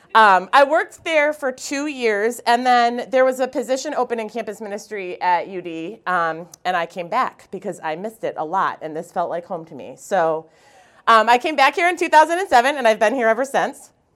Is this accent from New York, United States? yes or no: no; Wisconsin, United States; moved away; also born or lived in Alaska; I come from Wisconsin. I'm very proud of that fact